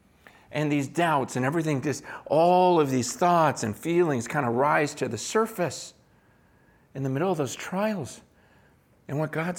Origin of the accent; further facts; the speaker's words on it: San Francisco, California, United States; I was born here in San Francisco. I was born in Chinatown at the hospital in Chinatown.